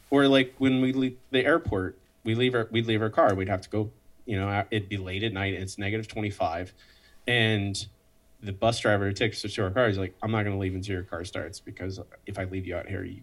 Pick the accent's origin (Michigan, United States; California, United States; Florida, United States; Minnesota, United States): Florida, United States; moved away as an adult; also born or lived in Edmonton; now in Austin, United States; I'm from Florida originally.